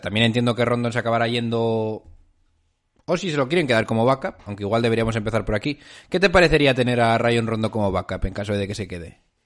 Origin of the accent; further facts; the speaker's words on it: Spain; nosotros, españoles de pura cepa